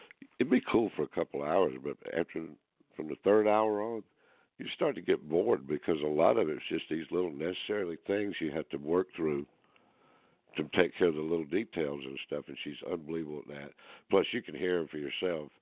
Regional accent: Greenville, South Carolina, United States; This place is in my hometown.

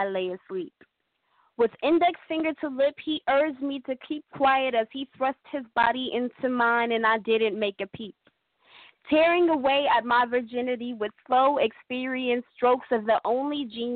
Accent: Stockton, California, United States; I'm from Stockton, California.

